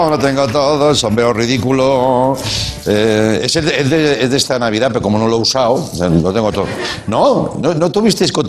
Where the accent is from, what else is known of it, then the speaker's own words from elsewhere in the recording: Catalonia, Spain; Yo como soy catalán, sí.